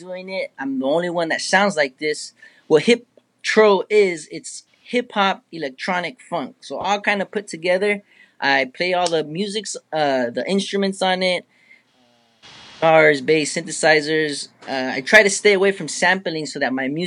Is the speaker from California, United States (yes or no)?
yes; San Diego, California, United States; also born or lived in Torrance, Los Angeles; I was born in Los Angeles, Torrance, and then we moved down here in San Diego. So I've resided, I would say, the majority of my life down here. So I represent for San Diego.